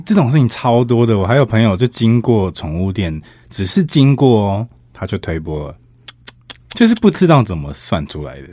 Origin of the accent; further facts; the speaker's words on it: Pingtung County, Taiwan; moved away; also born or lived in Taipei; 我屏东人嘛，所以我有一很长一段时间我是坐客运来回台北的